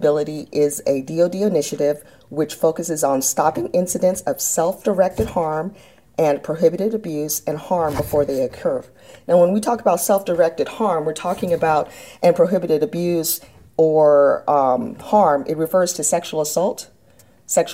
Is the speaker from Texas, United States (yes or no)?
yes; San Antonio, Texas, United States; moved away as an adult; I grew up in San Antonio, Texas